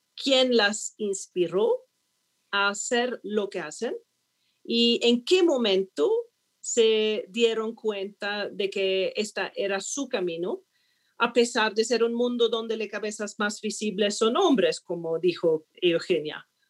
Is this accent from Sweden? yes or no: yes; Sweden; Spanish is a second language; moved away as an adult; also born or lived in Hong Kong; now in Colombia; vengo de Suecia, considerado el segundo país más innovador del mundo